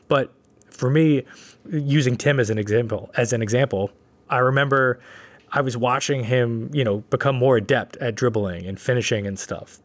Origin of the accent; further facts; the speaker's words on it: New York City, New York, United States; growing up in Brooklyn, that was, we didn't have gyms, really